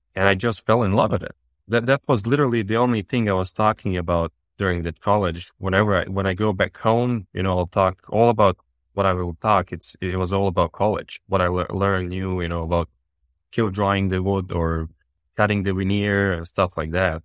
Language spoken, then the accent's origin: English; Bosnia & Herzegovina; also born or lived in Serbia; now in United States; I'm born and raised in Bosnia and really, really small town in Bosnia.